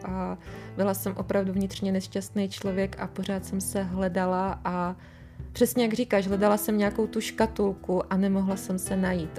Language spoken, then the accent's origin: Czech; Czechia; jak jsem z Erasmu přiletěla, jako přiletěla zpátky do Čech, mm. domů